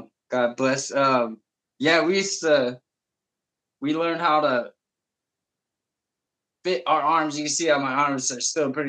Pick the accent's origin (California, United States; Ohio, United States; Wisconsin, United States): California, United States; Bakersfield; also born or lived in Los Angeles; mom moved to Bakersfield. And that's how that whole chapter started. So, yeah, from like, what was it, like 5, I think, to like 13, I was in Bakersfield, or at least, 12, 13. Yeah. I'm like 37 now.